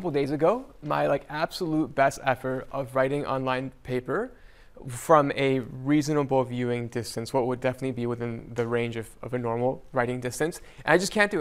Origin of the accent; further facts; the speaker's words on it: El Salvador; moved away; I was born in El Salvador